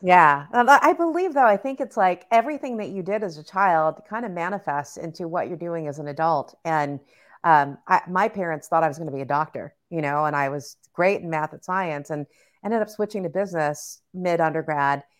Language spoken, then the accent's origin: English; Southern California, United States; we grew up in Southern California and we were in LA, but then we moved to the suburbs